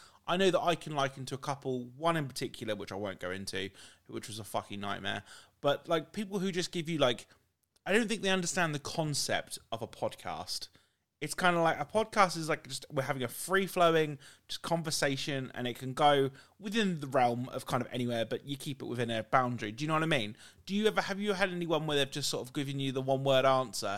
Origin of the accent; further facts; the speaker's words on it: United Kingdom; how we talk as British people